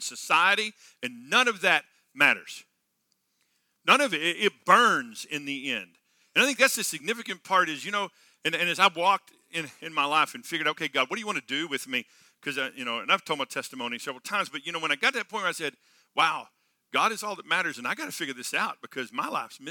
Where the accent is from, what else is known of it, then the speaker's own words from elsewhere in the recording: Texas, United States; I grew up in Texas on a farm and ranch